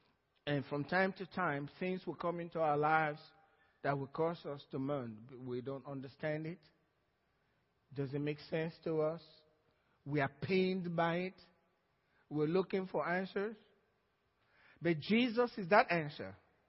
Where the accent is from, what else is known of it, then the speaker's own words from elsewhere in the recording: Georgia, United States; Some from Georgia, that's where I'm from too.